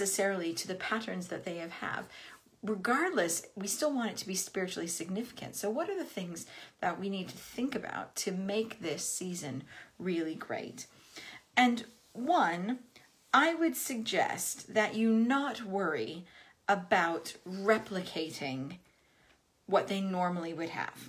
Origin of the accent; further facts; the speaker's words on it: United States; moved away as an adult; I am American. I lived in this country for 18 years now